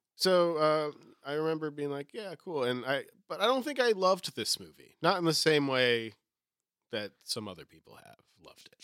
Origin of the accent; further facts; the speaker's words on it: New England, United States; I'm from New England.